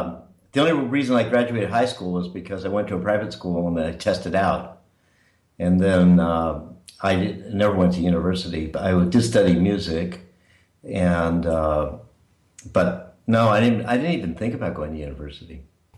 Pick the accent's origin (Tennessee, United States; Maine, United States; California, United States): California, United States; San Francisco; That's right. And my family came to San Francisco around 1900, so we were there a long time.